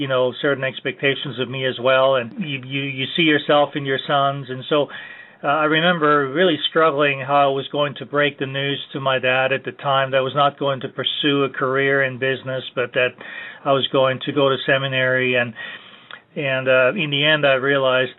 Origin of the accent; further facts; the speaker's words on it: Vienna, Austria; moved away as an adult; also born or lived in South Carolina, United States; now in Wake Forest, United States; I grew up in Vienna, Austria, in a Roman Catholic home